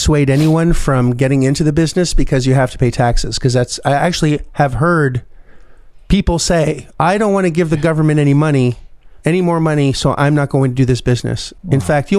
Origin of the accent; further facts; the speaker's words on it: Canada; as a Canadian citizen